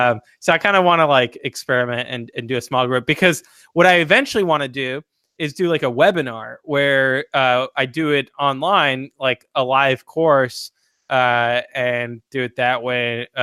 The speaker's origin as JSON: {"language": "English", "country": "France", "moved": "yes", "said": "I come from France"}